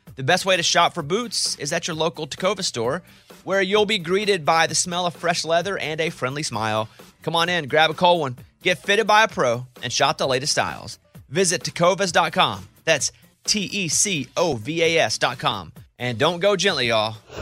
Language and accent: English; Arkansas, United States; I grew up in Arkansas